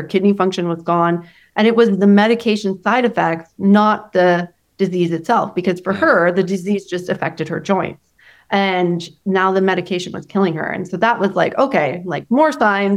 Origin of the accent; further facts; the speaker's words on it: Canada; I'm from Canada.